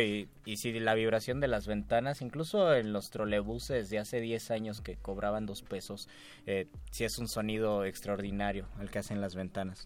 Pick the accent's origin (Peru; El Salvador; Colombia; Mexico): Mexico; Mexico City; como buenos chilangos que vamos poco al mar